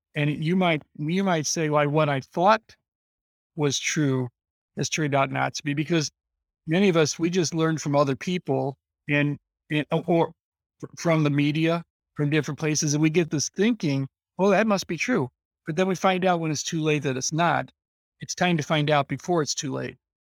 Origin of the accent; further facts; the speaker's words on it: Illinois, United States; I'm from Illinois, this is the corn capital of the world